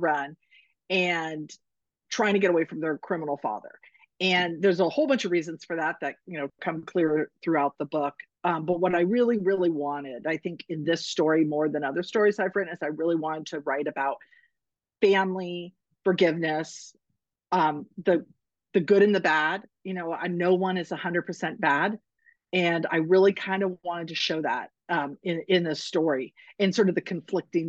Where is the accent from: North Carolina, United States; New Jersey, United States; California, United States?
California, United States; Northern; moved away as an adult; now in Arizona, United States; I was never raised in a snow climate. I'm from Northern California.